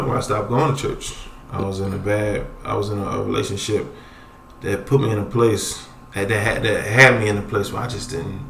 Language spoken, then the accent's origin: English; Philadelphia, Pennsylvania, United States; I'm from Philly.